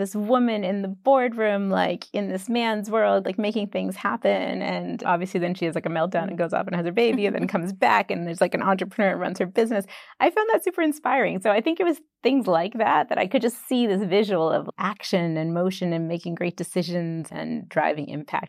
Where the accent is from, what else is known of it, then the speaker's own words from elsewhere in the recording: Boston, Massachusetts, United States; moved away as an adult; also born or lived in Bombay; now in England; I grew up in Boston.